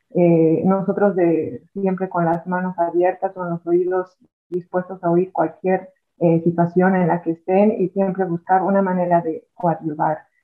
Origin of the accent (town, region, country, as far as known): Bolivia; now in Ireland